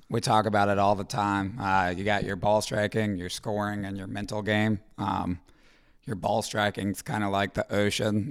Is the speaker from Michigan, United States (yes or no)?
no; Roswell, Georgia, United States; moved away as an adult; now in Columbus, United States; I'm from Roswell, Georgia.